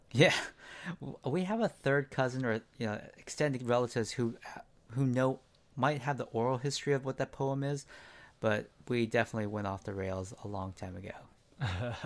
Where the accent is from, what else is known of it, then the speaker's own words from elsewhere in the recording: San Diego, California, United States; also born or lived in Gardena; I grew up mostly in San Diego